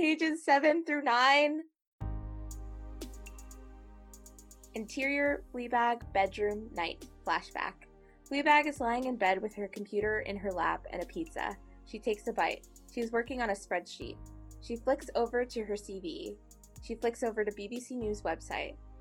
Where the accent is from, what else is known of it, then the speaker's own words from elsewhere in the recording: United States; I am an American writer, or we're American writers